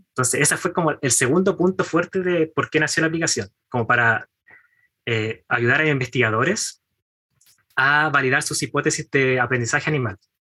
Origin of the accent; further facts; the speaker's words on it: Chimbarongo, O'Higgins, Chile; moved away as an adult; now in Santiago, Chile; Yo soy de Chimbarongo, la capital del Mimbre